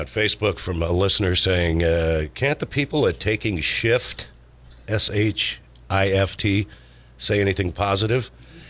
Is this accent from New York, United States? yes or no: no; California, United States; being a Californian